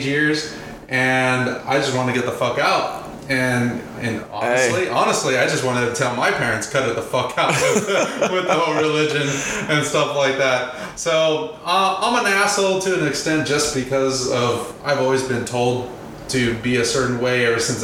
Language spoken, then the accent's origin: English; San Antonio, Texas, United States; born and raised west side San Antonio